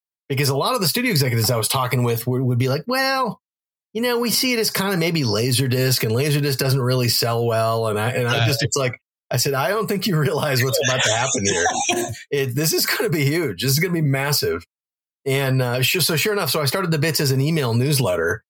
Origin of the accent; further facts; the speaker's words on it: North Dakota, United States; moved away; also born or lived in Wisconsin; I grew up in North Dakota